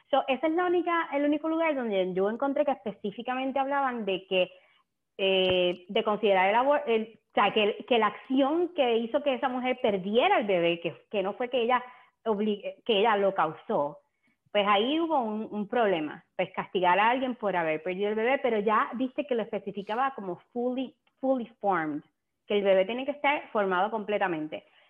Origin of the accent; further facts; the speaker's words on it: Puerto Rico; nosotros como puertorriqueños comemos un montón de lechón